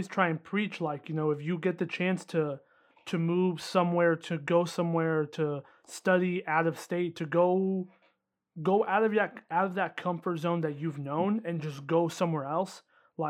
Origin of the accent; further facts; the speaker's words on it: Indiana, United States; moved away as an adult; now in Miami, United States; growing up in Indiana